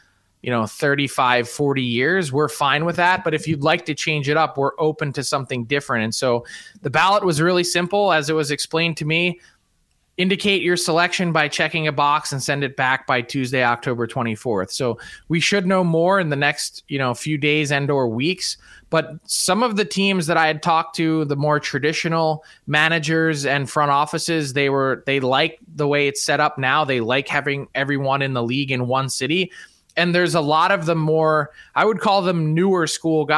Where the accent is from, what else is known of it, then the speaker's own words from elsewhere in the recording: Philadelphia, Pennsylvania, United States; I was actually at those games in Philly as a kid